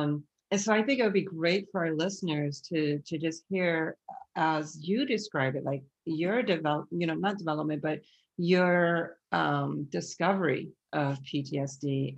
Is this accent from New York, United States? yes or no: no; Ohio, United States; now in Boston, United States; We moved from Ohio to Boston because my father is in ministry, and that's why we moved to Boston.